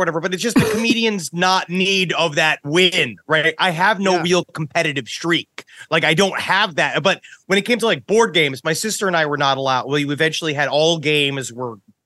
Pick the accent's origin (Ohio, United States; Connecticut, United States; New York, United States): New York, United States; New York City; I was just straight born in Queens, New York.